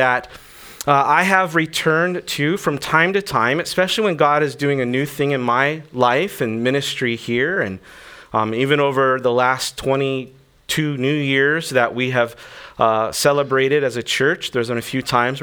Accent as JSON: {"language": "English", "region": "Okinawa", "country": "Japan", "tie": "born or raised there", "said": "I grew up here in Okinawa. My mom was Okinawan"}